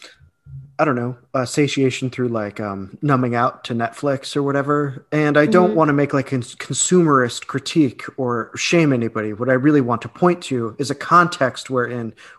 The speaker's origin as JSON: {"language": "English", "country": "United States", "said": "as an American, so much of what I was raised"}